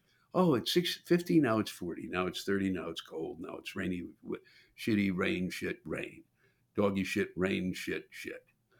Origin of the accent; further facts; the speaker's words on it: Silver Spring, Maryland, United States; moved away; I'm originally from Silver Spring, Maryland. I spent a ton of time in Baltimore.